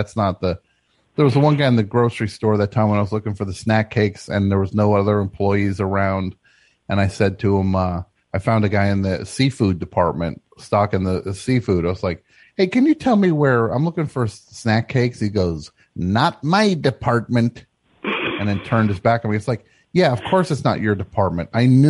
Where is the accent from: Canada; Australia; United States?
Canada; I'm more Canadian than you are, Simon.